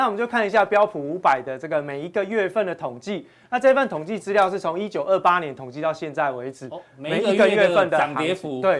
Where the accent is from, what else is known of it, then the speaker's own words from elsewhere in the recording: Taiwan; 这也跟我们台湾人操作的习性很像哦